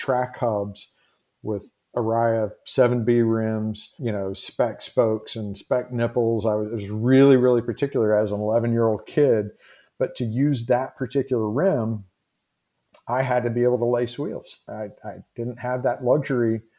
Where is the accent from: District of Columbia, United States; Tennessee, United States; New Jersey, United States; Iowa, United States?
Tennessee, United States; I grew up in the Southeast here in Tennessee.